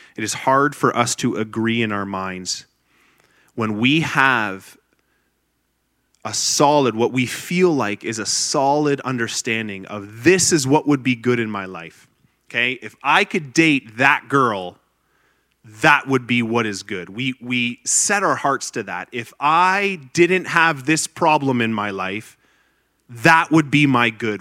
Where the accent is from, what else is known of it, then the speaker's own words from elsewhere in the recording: Grimsby, Ontario, Canada; moved away as an adult; now in Liberty, United States; I was born and raised in Grimsby, Ontario, Canada